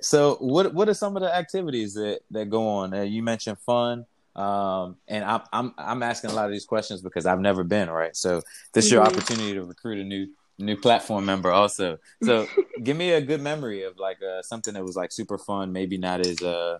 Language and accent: English; Nigeria; now in United States; Being Nigerian, you know, also kind of being engulfed in American culture.